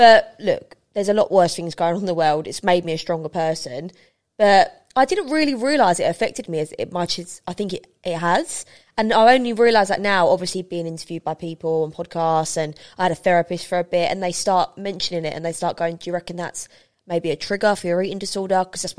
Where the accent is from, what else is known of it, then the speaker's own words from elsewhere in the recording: London, United Kingdom; I love London. I'm a Londoner. I've always loved London.